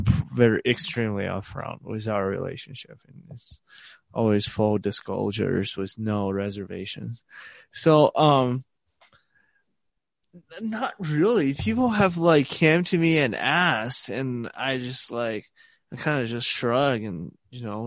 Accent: Nanchang, Jiangxi, China; English is a second language; moved away as an adult; now in Montana, United States; my hometown in Nanchang

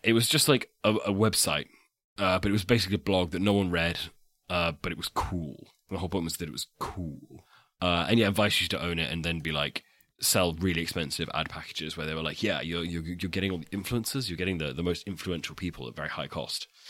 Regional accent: England, United Kingdom; I'm English

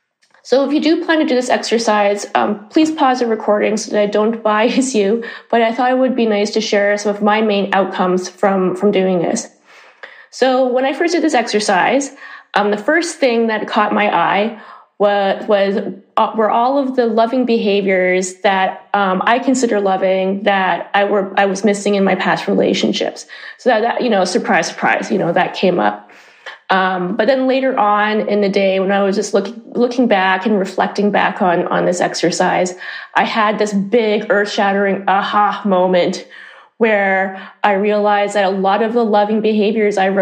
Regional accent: Canada; moved away as an adult; now in Amsterdam, Netherlands; I'm originally from Canada, and I've been living in Amsterdam for 17 years

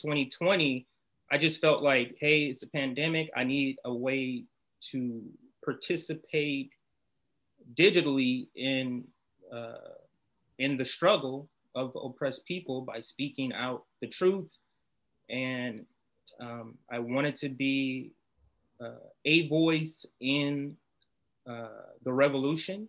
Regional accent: Compton, California, United States; also born or lived in Los Angeles, United States; I grew up in Compton

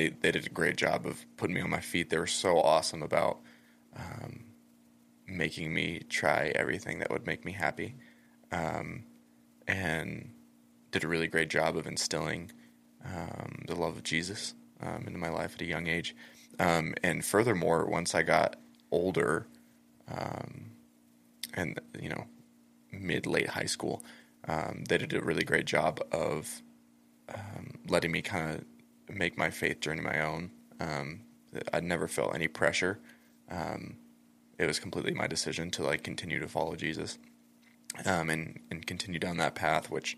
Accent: Elizabeth, Colorado, United States; also born or lived in Castle Rock, Colorado; Born and raised in Colorado

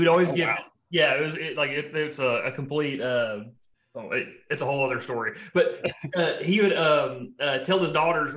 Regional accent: Texarkana, United States; I'm from Texarkana

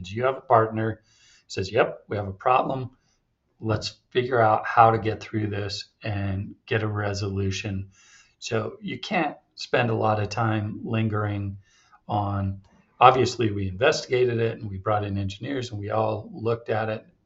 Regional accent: Utah, United States; Yeah, I was born and raised here in Utah I was born the same year Snowbird opened in 1971.

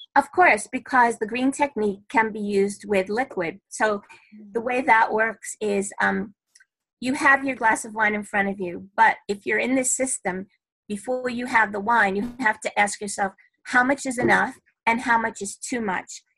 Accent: New York City, New York, United States; I'm a New Yorker, born and bred in Brooklyn

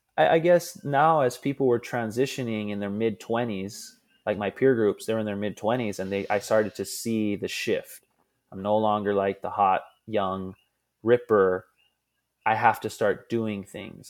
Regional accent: Hawaii, United States; I'm born and raised in an island that's twenty-five hundred miles from the nearest America

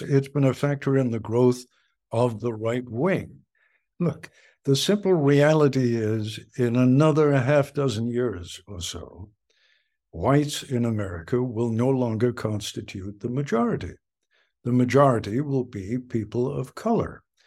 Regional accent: England, United Kingdom; now in United States; I was born in England and came to this country in nineteen fifty-three.

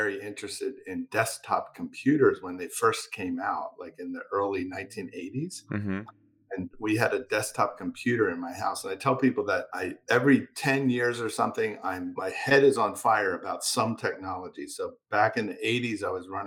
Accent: Philadelphia, Pennsylvania, United States; a community college in my hometown, which is Philadelphia, Pennsylvania.

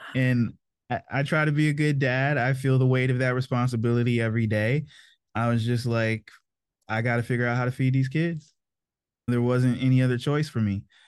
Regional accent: Maryland, United States; also born or lived in North Carolina; I grew up in Maryland mostly. My parents were in the Army when I was born, so I was actually born in North Carolina, but the majority of my memories were made in Maryland

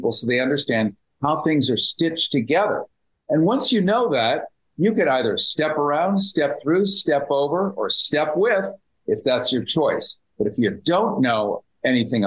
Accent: United States; I speak as an American

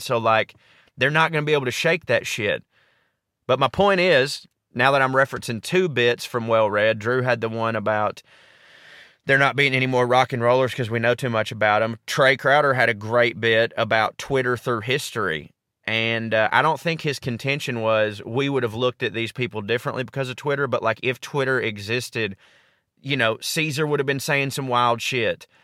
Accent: the South, United States; I grew up in the South

